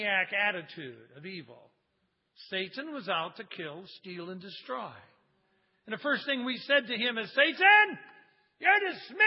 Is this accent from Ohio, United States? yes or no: yes; Cleveland, Ohio, United States; moved away; I got friends back in Cleveland, in my hometown